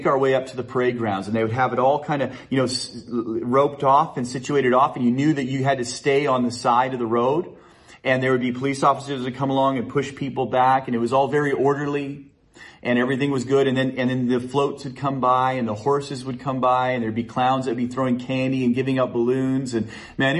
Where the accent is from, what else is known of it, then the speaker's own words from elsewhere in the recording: Chilliwack, British Columbia, Canada; I grew up in Chilliwack